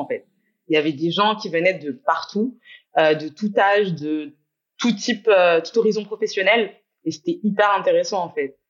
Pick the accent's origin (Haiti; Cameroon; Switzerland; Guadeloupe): Guadeloupe; moved away as an adult; also born or lived in England; J'ai grandi en Guadeloupe. J'y suis rentrée depuis un an et demi.